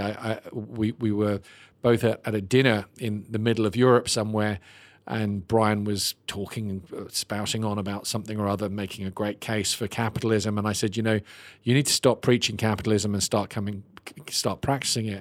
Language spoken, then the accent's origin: English; Ireland; I'm Irish